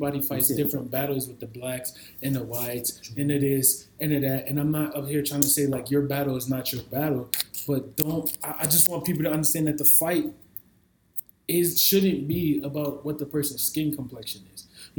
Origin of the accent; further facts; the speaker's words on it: New York City, New York, United States; I grew up in New York City